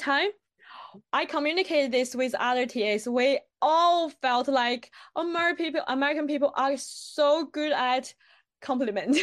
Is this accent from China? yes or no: yes; China; English is a second language; moved away as an adult; now in Bristol, United Kingdom; when I was in China